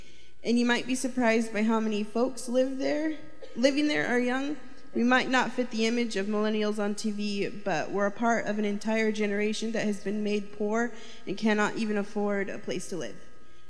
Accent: Grays Harbor, Washington, United States; I'm from Grace Harbor, Washington. There you'll find a lot of millennials trying to survive in a county with few options.

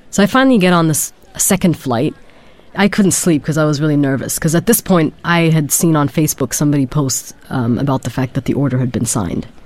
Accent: Germany; I was born in Germany. My father um, was studying in Germany, and I grew up for part of my life in Germany. So I actually never lived in Sudan.

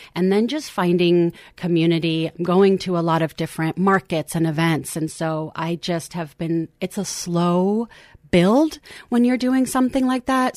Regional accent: Lincoln, Nebraska, United States; also born or lived in Eugene, Oregon; now in Portland, United States; I grew up and spent a lot of my youth in Lincoln, Nebraska, and then came back here

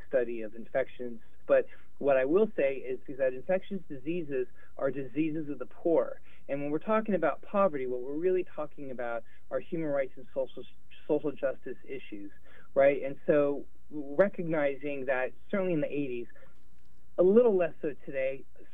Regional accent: Los Angeles, California, United States; now in New Orleans, United States; I grew up in Los Angeles when I was a little boy

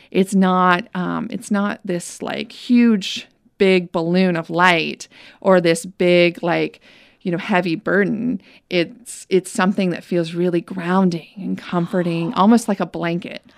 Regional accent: Winston-Salem, North Carolina, United States; I grew up in Winston-Salem, where she lived

